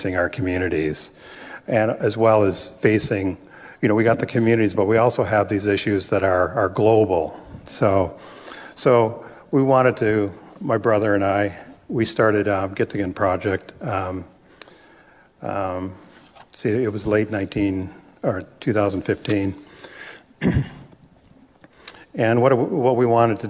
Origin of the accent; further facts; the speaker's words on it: Rama First Nation, Ontario, Canada; now in Bridgenorth, Canada; I'm also from Rama, but I live in Bridge North, which is a town just a little bit north of Peterborough.